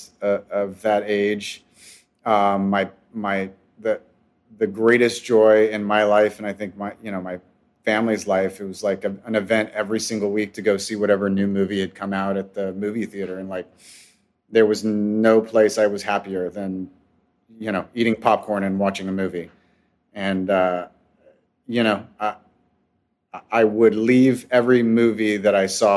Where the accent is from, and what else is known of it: West Covina, California, United States; born or raised there